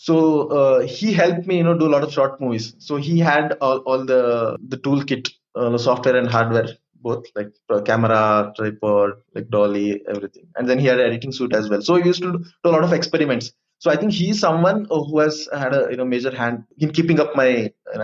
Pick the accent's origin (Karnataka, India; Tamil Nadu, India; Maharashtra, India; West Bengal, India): Karnataka, India; Madikeri; I'm from Madikeri, so it's a very small town.